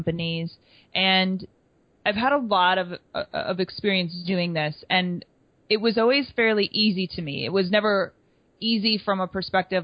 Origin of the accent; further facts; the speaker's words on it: Wisconsin, United States; I grew up in Wisconsin